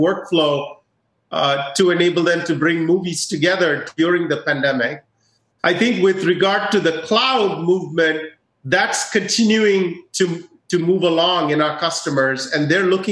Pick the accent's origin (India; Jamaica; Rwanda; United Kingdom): India; moved away; my home country of India